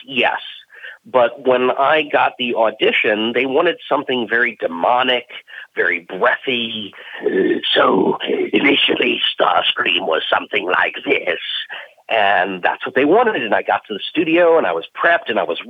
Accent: Maryland, United States; also born or lived in Washington, D.C.; I was born in Washington, D.C., and I lived in Maryland pretty much my whole life.

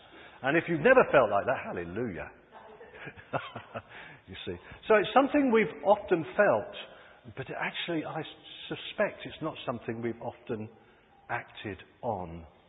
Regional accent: California, United States; Growing up in Southern California, I watched a transformation take place in a stinking landfill.

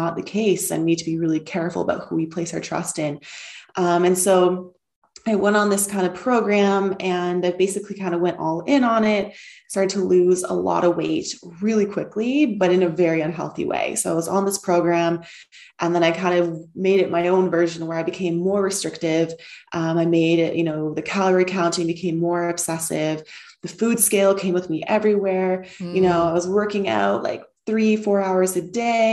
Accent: outside of Toronto, Ontario, Canada; moved away as an adult; also born or lived in Pennsylvania, United States / Bali, Indonesia; now in Lisbon, Portugal; I am Canadian. I grew up outside of Toronto in a very small town.

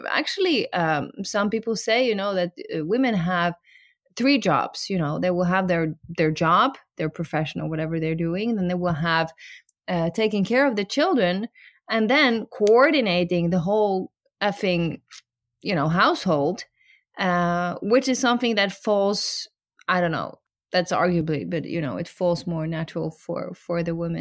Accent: Norway; we grew up in Norway

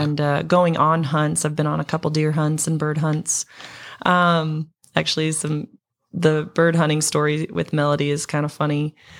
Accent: Montana, United States; growing up in Montana

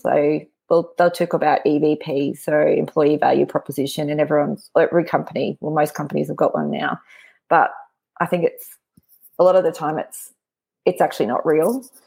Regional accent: Brisbane, Queensland, Australia; born and raised in Brisbane

